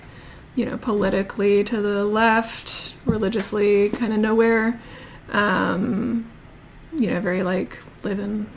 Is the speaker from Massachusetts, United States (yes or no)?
no; Cypress, Texas, United States; born or raised there; moved away as an adult; also born or lived in Austin, Texas; now in United States (Northeast)